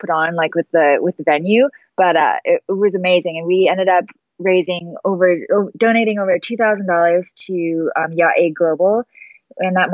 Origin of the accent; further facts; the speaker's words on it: Comox Valley, Vancouver Island, British Columbia, Canada; moved away; growing up in the Comox Valley is where I grew up.